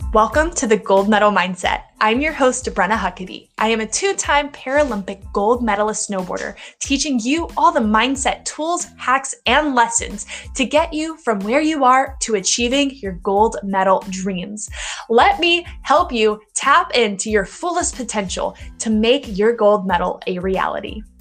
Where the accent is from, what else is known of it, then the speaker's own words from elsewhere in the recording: Louisiana, United States; I grew up in Louisiana, I'm from the South